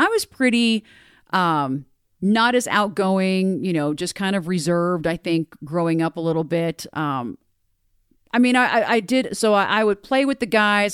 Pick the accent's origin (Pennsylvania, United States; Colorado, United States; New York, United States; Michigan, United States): Colorado, United States; Broomfield; grew up in Broomfield. I'm a fourth generation Colorado native